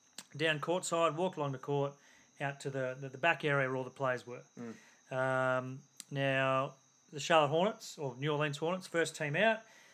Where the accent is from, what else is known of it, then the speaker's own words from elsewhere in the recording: Australia; accent: Aussie; I'm from Australia.